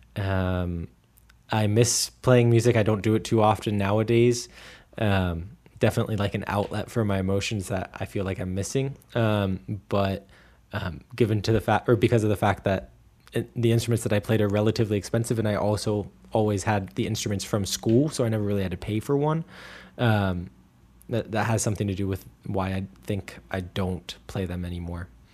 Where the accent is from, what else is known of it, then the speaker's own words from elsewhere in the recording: Midwest, United States; first language English; moved away as an adult; also born or lived in Erfurt, Germany; now in Germany; as a Midwesterner